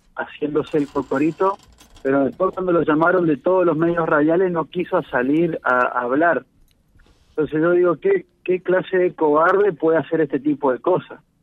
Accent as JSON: {"language": "Spanish", "country": "Argentina", "said": "como argentinos"}